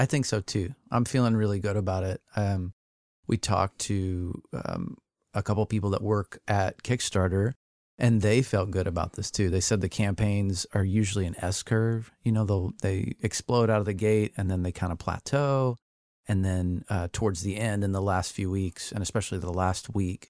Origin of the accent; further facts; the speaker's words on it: Texas, United States; moved away; a horse pasture that looked very similar to the one that I grew up on down in Texas.